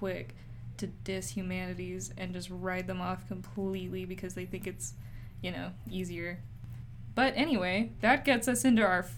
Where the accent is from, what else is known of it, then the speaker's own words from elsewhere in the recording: Utah, United States; moved away as an adult; now in Berkeley, United States; I'm from Utah